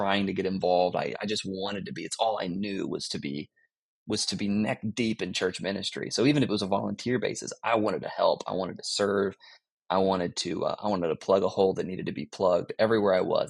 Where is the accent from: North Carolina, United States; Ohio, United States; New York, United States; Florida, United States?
Florida, United States; moved away as an adult; now in Greensboro, United States; I grew up in Florida